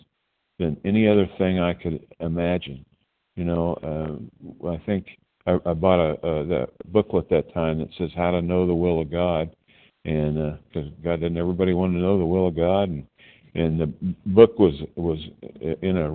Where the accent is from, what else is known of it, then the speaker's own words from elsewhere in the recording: Tulsa, Oklahoma, United States; I'm from Oklahoma, Tulsa, Oklahoma, but I'm sitting in a room in New Jersey